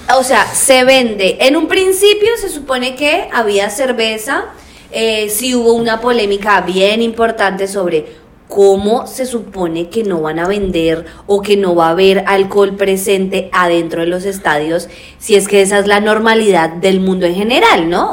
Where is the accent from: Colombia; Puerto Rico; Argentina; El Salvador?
Colombia; yo soy colombiana